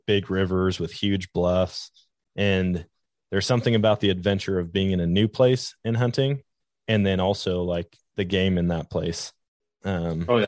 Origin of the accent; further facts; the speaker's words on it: Wisconsin, United States; now in Missouri, United States; growing up in Wisconsin, it's all woods